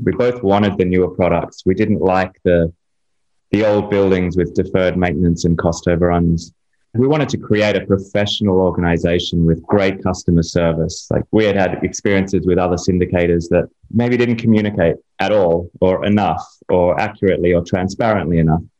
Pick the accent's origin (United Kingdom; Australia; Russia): Australia; now in Miami, United States; I'm from Australia originally